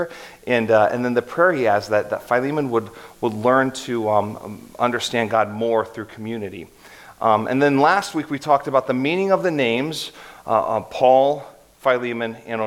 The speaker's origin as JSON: {"language": "English", "town": "Columbus", "region": "Ohio", "country": "United States", "tie": "born or raised there", "also_born_or_lived": "Hershey, Pennsylvania / Akron, Ohio", "moved": "as an adult", "said": "my wife and I grew up in Columbus, but our family came from Hershey, Pennsylvania"}